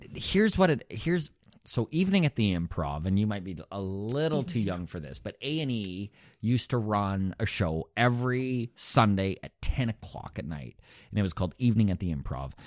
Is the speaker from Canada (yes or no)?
yes; Grande Prairie, Alberta, Canada; moved away as an adult; also born or lived in Toronto; now in Halifax, Canada; Grand Prairie was my hometown too.